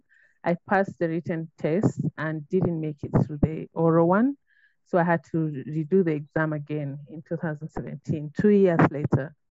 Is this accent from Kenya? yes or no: yes; Kenya; I'm a Kenyan national and a mother of three